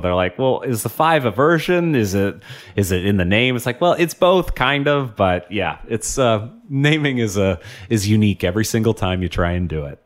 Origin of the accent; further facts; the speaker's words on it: Portland, Oregon, United States; I grew up in Portland before it was cool.